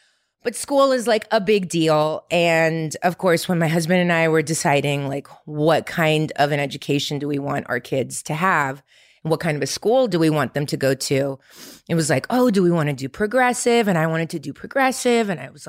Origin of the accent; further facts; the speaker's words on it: Ukraine; born there; English is a second language; Yes, I was born in the Ukraine. My dad is Montenegro, but my mom is Russian, and I'm Russian, to be honest. I speak Russian.